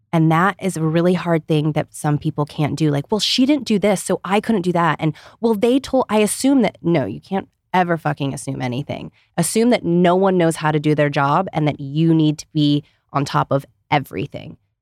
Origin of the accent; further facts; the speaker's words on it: Ohio, United States; growing up in Ohio